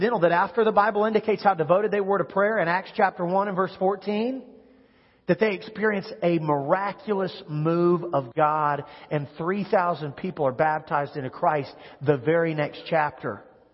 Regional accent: Kansas, United States; moved away; I grew up in Kansas

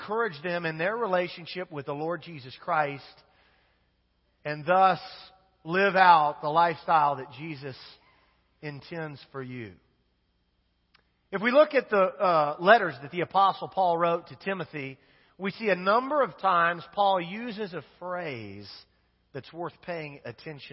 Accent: Wichita, Kansas, United States; I grew up in Wichita, Kansas

